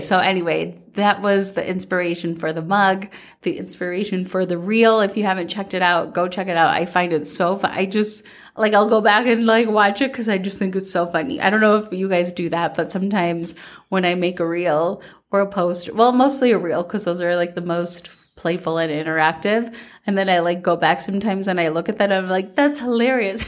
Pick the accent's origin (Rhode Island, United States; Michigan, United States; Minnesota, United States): Minnesota, United States; growing up in Minnesota